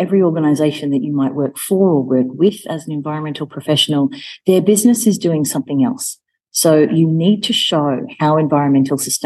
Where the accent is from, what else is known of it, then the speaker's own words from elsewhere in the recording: Melbourne, Victoria, Australia; moved away as an adult; also born or lived in United Kingdom / Rome, Italy; now in Nairobi, Kenya; my hometown of Melbourne